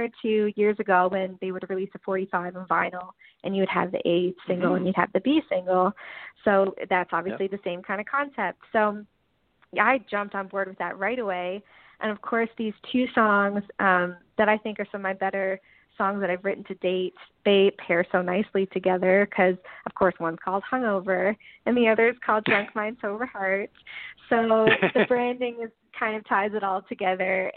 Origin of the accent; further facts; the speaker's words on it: Newfoundland and Labrador, Canada; now in Nashville, United States; I'm from Newfoundland